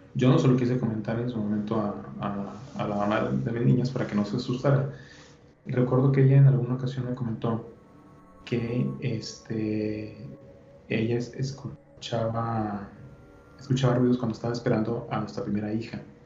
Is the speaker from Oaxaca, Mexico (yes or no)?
no; Monterrey, Nuevo León, Mexico; yo soy de, aquí de Monterrey